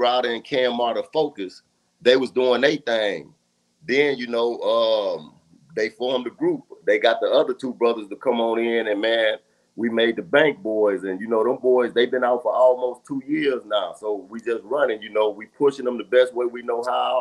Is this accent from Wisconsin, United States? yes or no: no; Louisiana, United States; I grew up in the South, Louisiana, you know, the North, Northeast